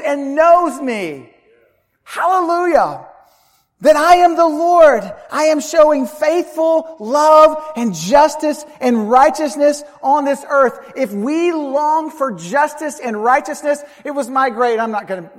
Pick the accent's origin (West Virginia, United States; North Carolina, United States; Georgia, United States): North Carolina, United States; Charlotte; moved away; I grew up in Charlotte, North Carolina